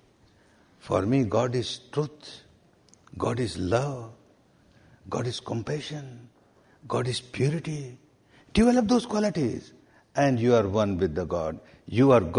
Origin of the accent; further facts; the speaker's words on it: Myanmar; English is a second language; moved away as an adult; I was born and brought up in Myanmar, Burma